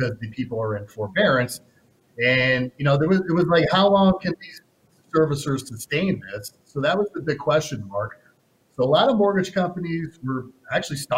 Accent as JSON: {"language": "English", "town": "Las Vegas", "region": "Nevada", "country": "United States", "tie": "born or raised there", "said": "I'm born and raised in Vegas"}